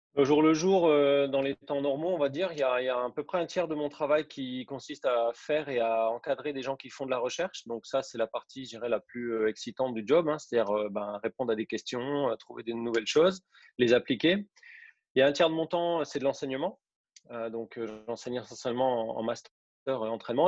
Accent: Besançon region, Bourgogne-Franche-Comté, France; moved away as an adult; also born or lived in Saint-Étienne; now in Nice, France; Je suis originaire de, la région de Besançon, en Franche-Comté

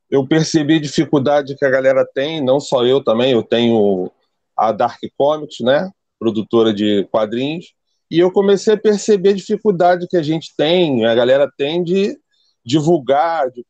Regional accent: Rio de Janeiro, Brazil; Eu sou do Rio de Janeiro, zona oeste do Rio. Bangu, terra boa, para quem conhece aí, lugar mais quente do Rio.

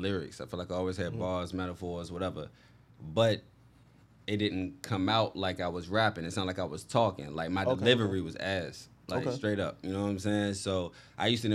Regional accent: Portsmouth, Virginia, United States; also born or lived in Chesapeake, Virginia; I'm from Portsmouth.

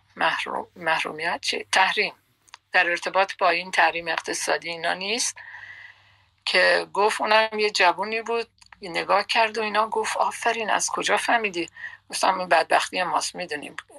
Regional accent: Bakhtiari, Iran; first language Persian; moved away as an adult; also born or lived in Tehran, Iran / Karaj, Iran; now in Netherlands; من بیشتر شاید تای دلم یا تای اون فکرم لوری صحبت میکنم چون ما بختیاری هستیم و زبان لوری صحبت میکنیم

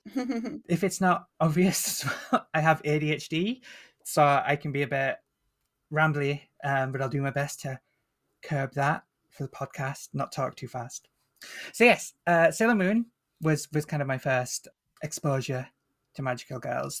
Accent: Northern England, United Kingdom; accent: Northern English; I'm Northern English, so I don't have the kind of posh B B C pronunciation. I have the more, uh, rough and tumble Northern accent

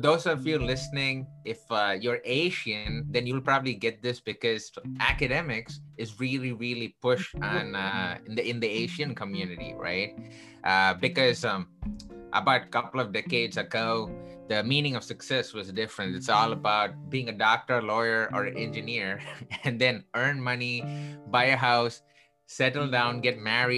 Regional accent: Chennai, Tamil Nadu, India; now in Chicago, United States; I grew up in the southern part of India from a place called Chennai

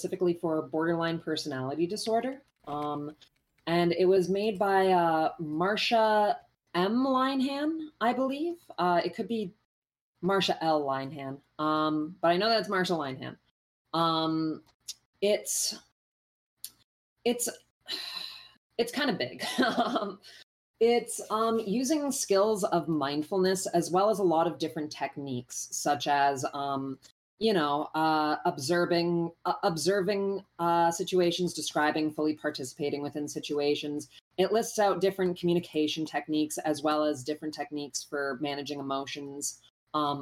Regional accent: Canada; I'm Canadian

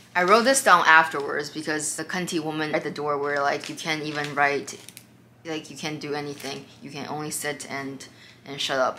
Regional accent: Sag Harbor, New York, United States; I'm from Sag Harbor

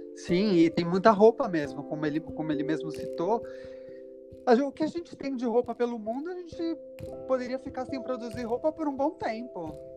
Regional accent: São Paulo, Brazil; Eu nasci, sou nascido e criado em São Paulo.

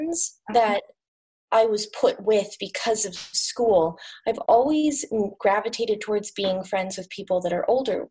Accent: Portland, United States; now in Palo Alto, United States; I grew up in Portland

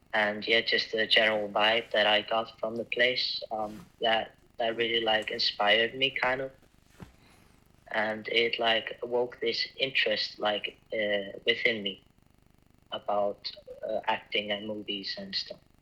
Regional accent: Ísafjörður, Westfjords, Iceland; moved away; Yeah, I'm from Iceland. I'm from a small town called Isafjordur, uh, where 2,000 people live. And I moved by myself to the city in 2020

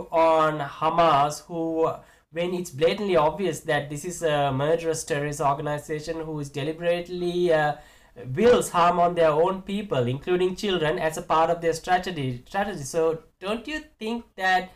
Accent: Sri Lanka; moved away; I was born and raised in Sri Lanka. I don't live there right now

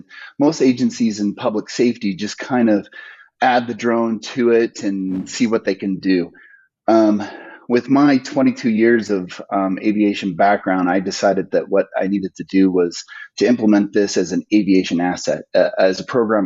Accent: Weber County, Utah, United States; here in my hometown

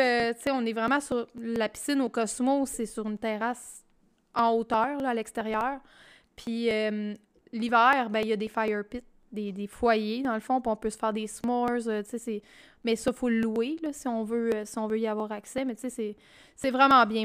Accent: Quebec, Canada; quand on est Québécois

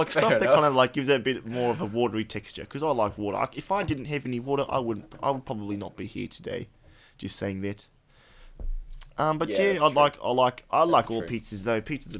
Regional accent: New Zealand; because I'm like a pretty stocky kind of built fella, being a Kiwi and all that.

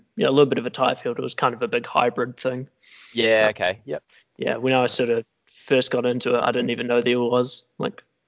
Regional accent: New Zealand; now in Wellington, New Zealand; Come from that little wee country down the bottom of the world that often gets forgotten about

